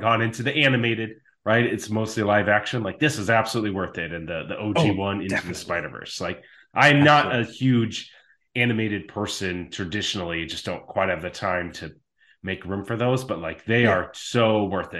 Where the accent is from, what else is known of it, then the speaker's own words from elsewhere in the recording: Chaska, Minnesota, United States; now in Oregon, United States; I grew up in Chaska, Minnesota